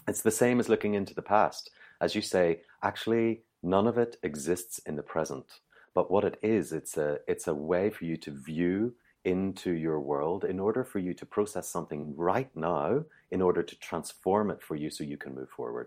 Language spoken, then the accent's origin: English; Ireland; I'm Irish